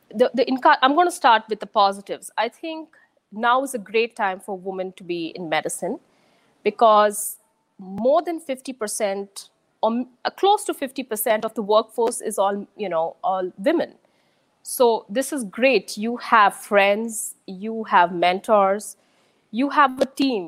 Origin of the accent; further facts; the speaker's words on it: Pune, Maharashtra, India; moved away as an adult; also born or lived in Chennai, India; now in United States; I'm from Pune in India, but I'd say my childhood is sort of I've lived in Pune. I've changed a couple of schools there. I've lived in Chennai